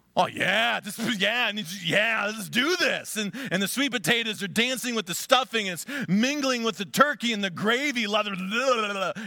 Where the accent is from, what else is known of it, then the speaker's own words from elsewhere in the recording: Conneautville, Pennsylvania, United States; moved away; my hometown, Conneauttville